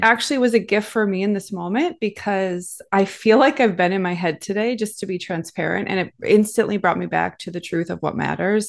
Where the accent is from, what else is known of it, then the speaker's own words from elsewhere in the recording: Minnesota, United States; moved away as an adult; also born or lived in California / Hawaii; So I grew up in the Midwest in a farm town in the middle of nowhere